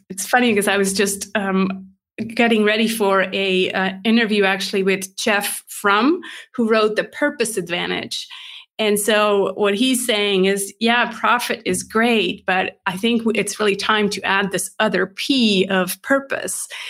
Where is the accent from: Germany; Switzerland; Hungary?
Switzerland; English is a second language; moved away as an adult; also born or lived in California; I'm based in Switzerland, born and raised